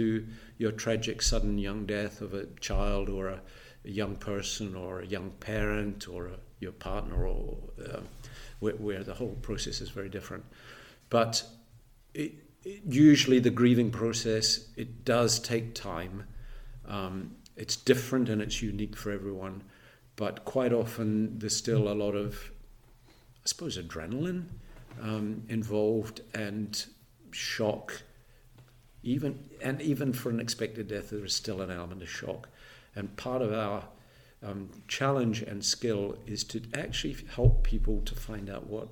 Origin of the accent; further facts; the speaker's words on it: New Zealand; moved away as an adult; now in Edinburgh, United Kingdom; I'm actually a Kiwi, born in New Zealand, married a Fifer, and settled here in Edinburgh.